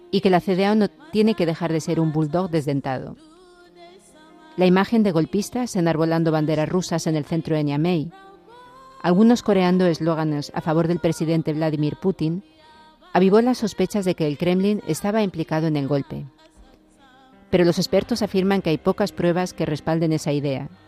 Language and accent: Spanish; Spain; que me tienen que repatriar, que soy español y se sorprende que quiera continuar a casa.